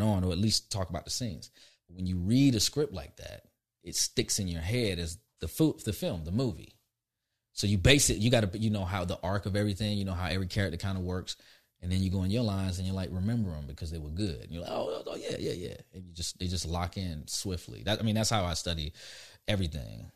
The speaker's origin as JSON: {"language": "English", "town": "Orlando", "region": "Florida", "country": "United States", "tie": "born or raised there", "also_born_or_lived": "Albany, Georgia", "moved": "yes", "said": "I was raised in Florida"}